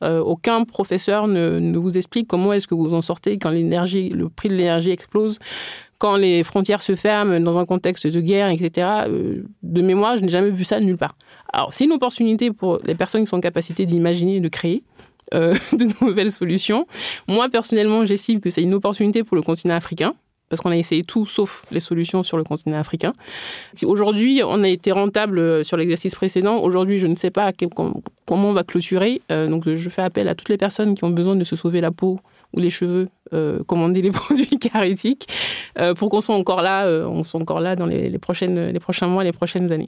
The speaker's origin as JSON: {"language": "French", "country": "Benin", "tie": "born or raised there", "moved": "yes", "said": "j'ai grandi au Bénin"}